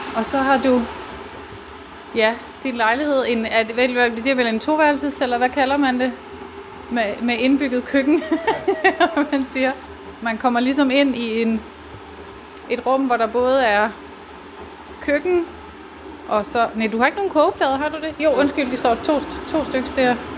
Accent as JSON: {"language": "Danish", "town": "Ejby", "region": "Southern Denmark", "country": "Denmark", "said": "jeg er faktisk også fra Fyn"}